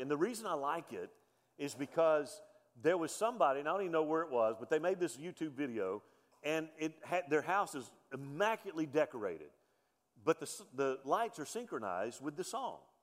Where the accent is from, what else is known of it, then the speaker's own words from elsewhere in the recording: Mobile, Alabama, United States; I was born on November the 29th, 1965 in Mobile, Alabama